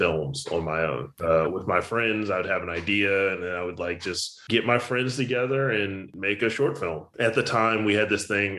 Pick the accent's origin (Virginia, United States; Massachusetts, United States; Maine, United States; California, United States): Virginia, United States; Richmond; moved away as an adult; also born or lived in Blacksburg, Virginia; now in Los Angeles, United States; I was born in Blacksburg, but then I moved to the Richmond area when I was like 2. So basically raised in Richmond